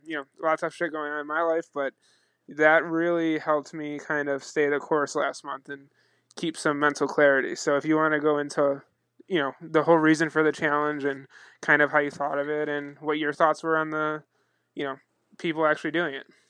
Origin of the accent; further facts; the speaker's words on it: Buffalo, New York, United States; growing up in the Niagara Falls, Buffalo region